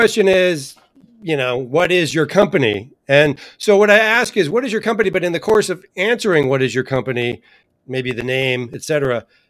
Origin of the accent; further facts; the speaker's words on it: Chicago, Illinois, United States; I'm from Chicago.